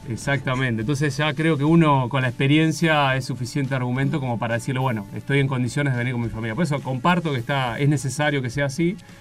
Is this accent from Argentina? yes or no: yes; Olavarría, Buenos Aires Province, Argentina; moved away as an adult; now in Antarctica; yo soy de oriundo de La Barría, este, ciudad en la que me crié, eh, crecí